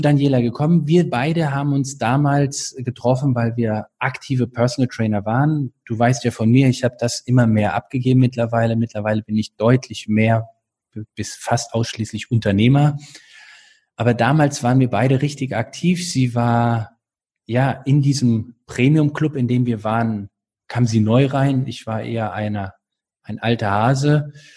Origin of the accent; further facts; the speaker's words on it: North Rhine-Westphalia, Germany; now in Baden-Württemberg, Germany; ich bin dort aufgewachsen in Nordrhein-Westfalen